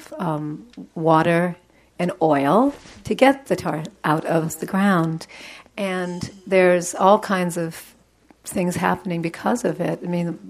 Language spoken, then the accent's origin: English; Alberta, Canada; I'm from Alberta.